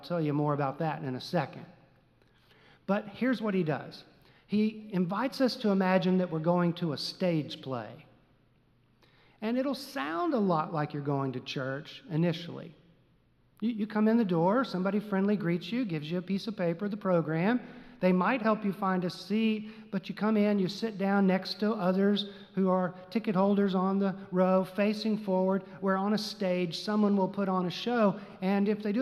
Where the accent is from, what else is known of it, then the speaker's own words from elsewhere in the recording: Texas, United States; Growing up in Texas, we knew nothing of the terms pop and soda and soft drink